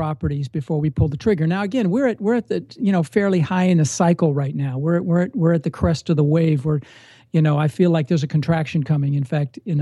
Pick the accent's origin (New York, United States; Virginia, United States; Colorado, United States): Colorado, United States; Denver; also born or lived in Netherlands; I immigrated when I was six from Holland. My mom and I and my brother immigrated on a boat and ended up in Denver